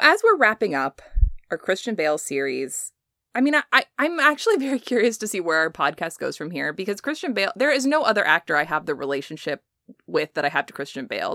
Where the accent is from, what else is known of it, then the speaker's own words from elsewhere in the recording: United States; we as Americans